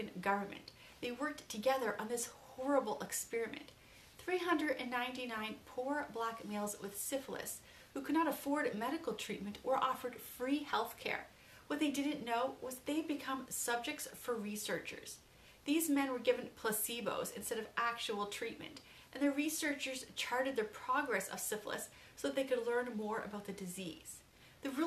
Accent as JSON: {"language": "English", "country": "Canada", "said": "as a Canadian"}